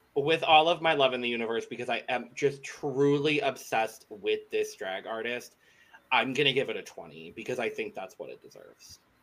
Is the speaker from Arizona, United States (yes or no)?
yes; Arizona, United States; I'm born and raised in Arizona